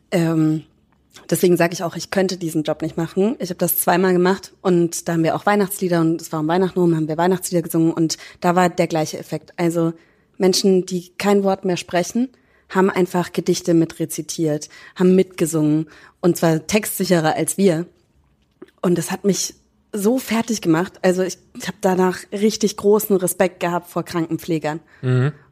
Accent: Bavaria, Germany; aber ich komme ja aus Franken.

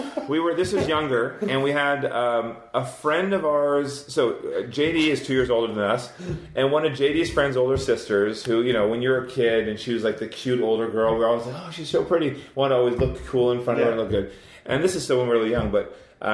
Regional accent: Scotland, United Kingdom; I'm Scottish.

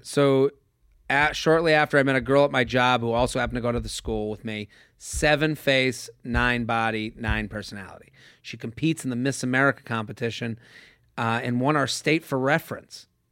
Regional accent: Boston, Massachusetts, United States; I'm from Boston. We, I used to go to Maine every summer

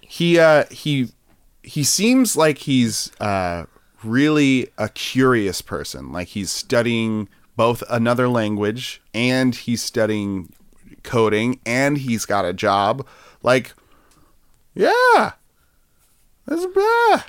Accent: California, United States; I'm from California

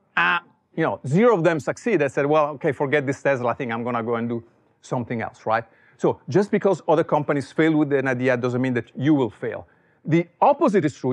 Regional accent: Italy; born or raised there; English is a second language; moved away as an adult; also born or lived in Silicon Valley; now in United States

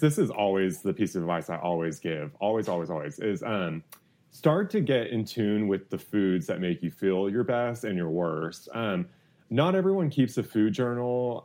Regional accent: Houston, Texas, United States; I grew up in Houston

